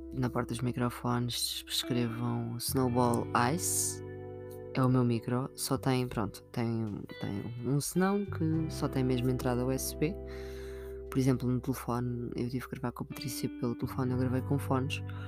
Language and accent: Portuguese; Sintra, Lisbon, Portugal; eu sou de Sintra